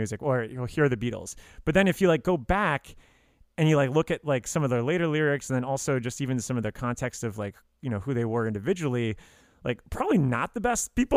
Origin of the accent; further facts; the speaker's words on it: Miami, Florida, United States; also born or lived in Tallahassee; I'm from South Florida